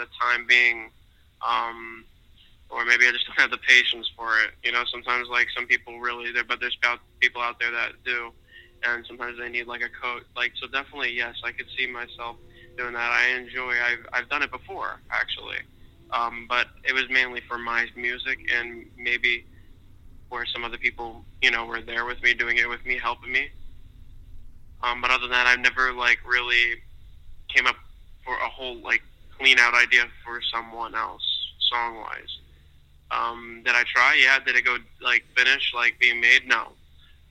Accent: West Palm Beach, Florida, United States; I'm from West Palm Beach, Florida. Upcoming artist

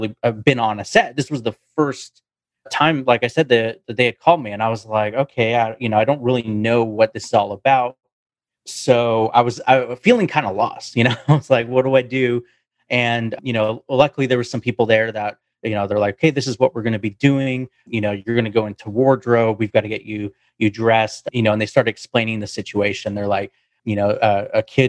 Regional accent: Vancouver, British Columbia, Canada; I'm from Vancouver, Canada.

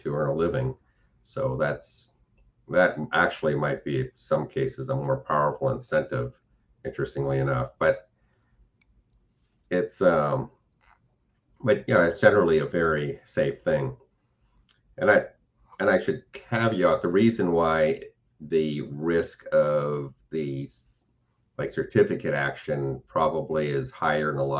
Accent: California, United States; moved away; also born or lived in Florida; growing up in California

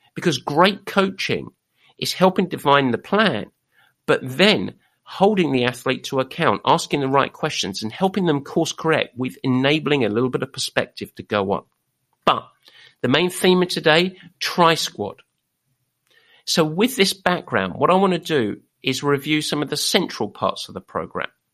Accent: England, United Kingdom; We are English

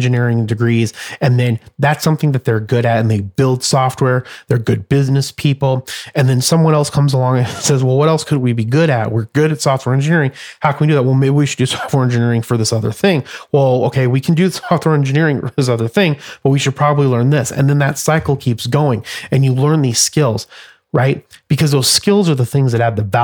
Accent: Phoenix, Arizona, United States; this great city and this great state and the people that are in the state and my hometown

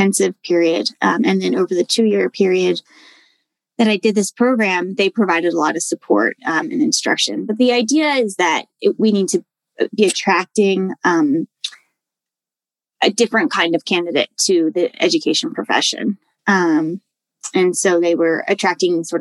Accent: D.C., Maryland suburbs of Washington, United States; moved away as an adult; also born or lived in Madison, Wisconsin / Edinburg, Texas; I'm from Washington, D.C., and grew up just outside in the Maryland suburbs

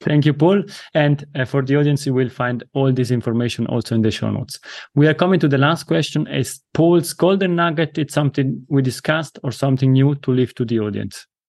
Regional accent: Italy; accent: Italian; first language Italian; English is a second language; my mother tongue is Italian.

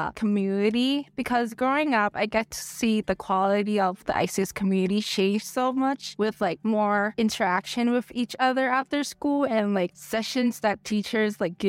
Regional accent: Thailand; I'm from Thailand, and I've been here since K-4.

